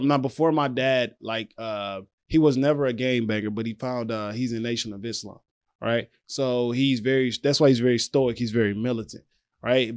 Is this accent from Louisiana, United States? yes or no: yes; Louisiana, United States; the South where I'm from. So, I'm from Louisiana